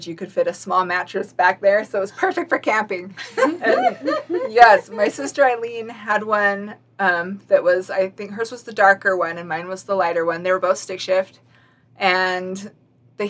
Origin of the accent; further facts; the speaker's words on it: Heber, Utah, United States; When I was little and growing up, there was one stoplight in town, one little grocery store